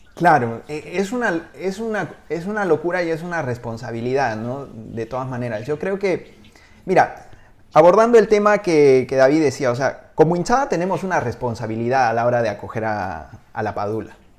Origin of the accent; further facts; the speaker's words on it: Peru; moved away as an adult; also born or lived in Spain; te lo digo como peruano en el extranjero, cuando yo estuve viviendo en España hace, hace 20 años